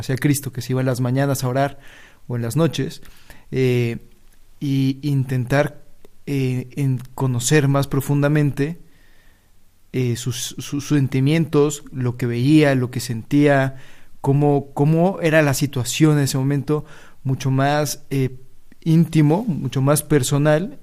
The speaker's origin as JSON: {"language": "Spanish", "country": "Mexico", "moved": "as an adult", "lives_now": "Spain", "said": "Soy de México y llevo aquí en España ya un año desde que empecé el noviciado"}